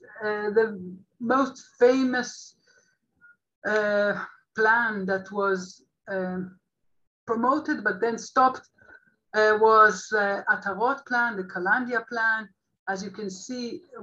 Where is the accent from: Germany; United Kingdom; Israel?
Israel; I'm an Israeli Jewish